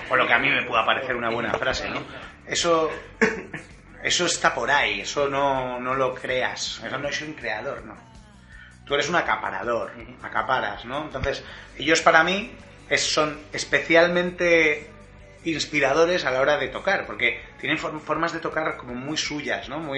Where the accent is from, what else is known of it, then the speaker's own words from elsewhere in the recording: Madrid, Community of Madrid, Spain; soy, vivo vivido en Madrid toda la vida, soy madrileño.